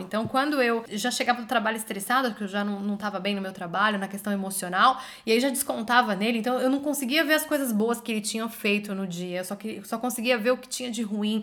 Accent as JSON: {"language": "Portuguese", "country": "Brazil", "moved": "as an adult", "said": "Eu e você, depois que a gente saiu do Brasil"}